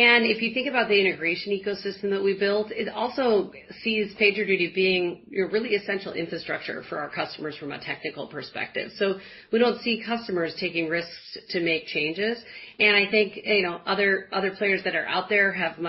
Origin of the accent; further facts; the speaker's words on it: Midwest, United States; I'm a Midwesterner